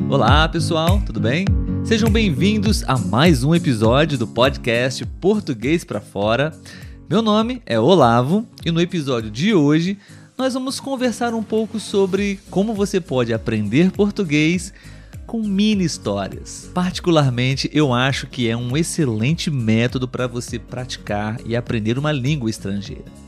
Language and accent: Portuguese; Brazil; Eu sou brasileiro